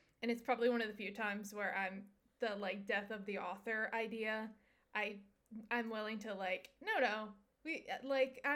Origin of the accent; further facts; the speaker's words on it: Southwest Michigan, United States; I grew up in Southwest Michigan